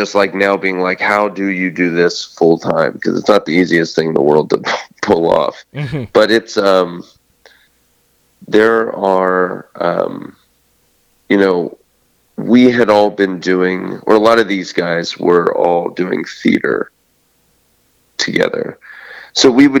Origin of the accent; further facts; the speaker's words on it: Steubenville, Ohio, United States; I'm from Steubenville, Ohio.